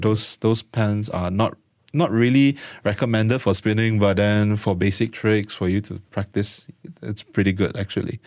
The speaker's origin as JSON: {"language": "English", "country": "Malaysia", "tie": "born or raised there", "said": "born and raised in Malaysia."}